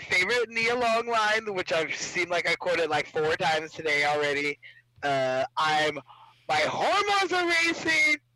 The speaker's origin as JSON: {"language": "English", "region": "California", "country": "United States", "said": "I'm sorry, we're from SoCal, so you know."}